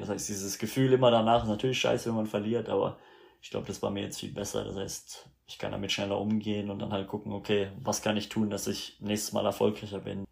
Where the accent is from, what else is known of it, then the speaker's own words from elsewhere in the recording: Rhineland-Palatinate, Germany; moved away as an adult; also born or lived in Canada / United States; ich bin in Deutschland aufgewachsen